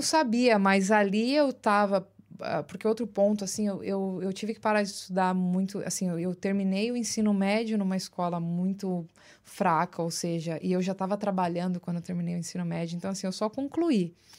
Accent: Osasco, São Paulo, Brazil; moved away as an adult; also born or lived in Los Angeles; now in New York, United States; Eu nasci em São Paulo, na Lapa especificamente, Lapa, São Paulo. Uh, fui criada num bairro chamado Vila Airosa, que faz até parte de Osasco

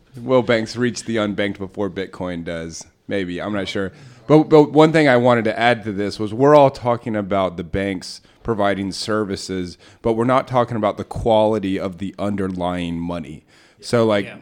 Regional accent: United States; I'm like an American

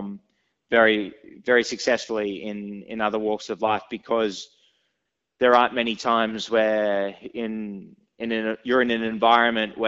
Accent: Sydney, New South Wales, Australia; born and raised in Sydney

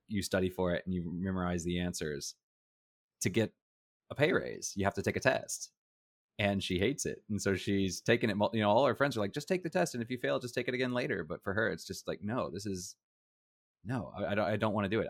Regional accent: United States; now in Taiwan; I was from America.

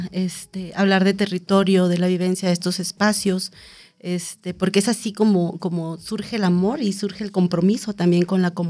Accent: Oaxaca, Mexico; Y es que yo soy oaxaqueña pero vivo en Oaxaca desde hace 23 años y pasé muchos de mis veranos en este chalco

